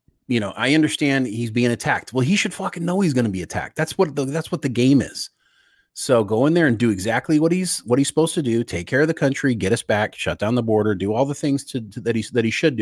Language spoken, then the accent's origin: English; United States; as an American